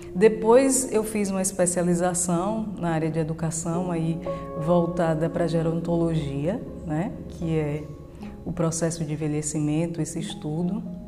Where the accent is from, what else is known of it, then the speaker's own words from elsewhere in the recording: Itabuna, Bahia, Brazil; also born or lived in Eunápolis / Feira de Santana; Eu nasci em Tabuna e quando eu me lembro da minha infância aqui